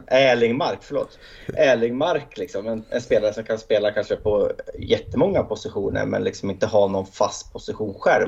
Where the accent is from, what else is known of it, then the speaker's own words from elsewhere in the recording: Hälsingland, Gävleborg County, Sweden; Jag som hälsing